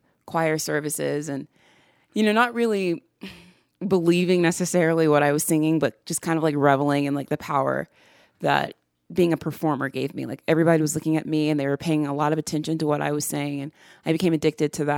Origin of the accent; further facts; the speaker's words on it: the South, United States; I came to accept myself as a Southerner, as being rooted in my homeland.